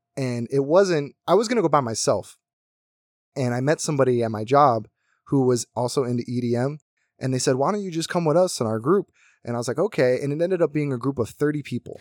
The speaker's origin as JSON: {"language": "English", "country": "United States", "tie": "born or raised there", "moved": "yes", "lives_now": "Las Vegas, United States", "said": "My, my hometown was very small. Everyone knew each other. You, if you wanted to go to raves, you had to go to Philly"}